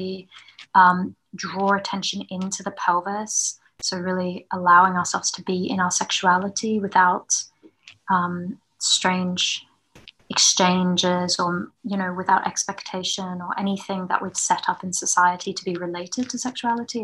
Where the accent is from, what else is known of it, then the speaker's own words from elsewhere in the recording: New Zealand; moved away; also born or lived in Melbourne; I went back home. We're originally from New Zealand